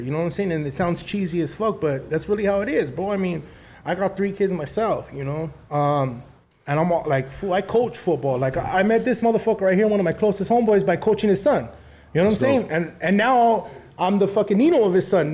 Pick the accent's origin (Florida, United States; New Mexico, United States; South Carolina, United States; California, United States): California, United States; El Monte; I grew up in Monte